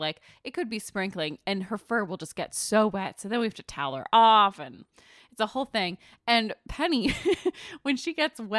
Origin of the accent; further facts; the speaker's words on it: East Coast, United States; now in California, United States; My mom and dad ripped me away from everything I knew growing up on the East Coast and brought me to this land of sunshine where I never have to step in a puddle.